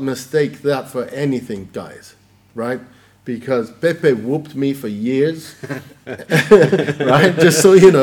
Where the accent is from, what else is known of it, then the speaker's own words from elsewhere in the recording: Sicily, Italy; now in United Kingdom; I'm from Sicily.